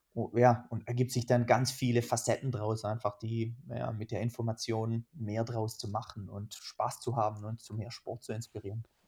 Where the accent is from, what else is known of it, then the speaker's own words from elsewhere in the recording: Germany; Ich sitze ja nicht umsonst als Deutscher in Deutschland